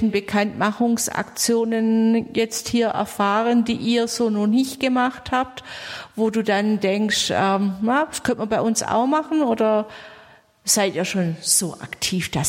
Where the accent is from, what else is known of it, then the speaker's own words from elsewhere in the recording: Swabia, Germany; ich bin eine Schwäbin